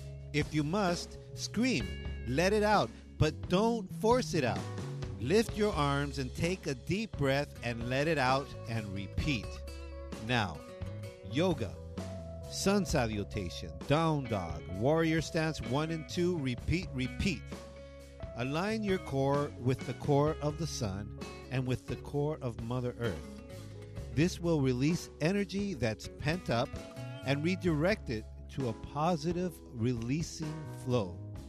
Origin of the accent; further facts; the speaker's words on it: Baldwin Park, California, United States; I'm a kid from Baldwin Park.